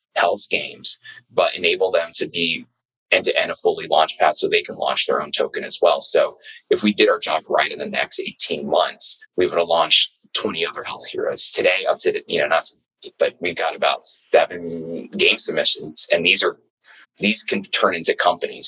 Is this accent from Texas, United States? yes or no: no; New York City, New York, United States; I was born and raised in New York, uh, Brooklyn